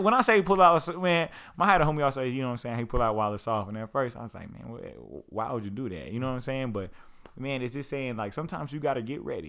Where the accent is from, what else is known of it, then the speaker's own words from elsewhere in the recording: Lawton, Oklahoma, United States; I grew up in Lawton, Oklahoma